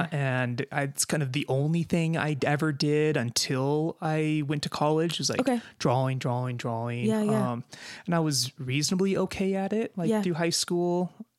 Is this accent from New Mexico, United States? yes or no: no; Aspen, Colorado, United States; I grew up near Aspen, Colorado, which have amazing museums.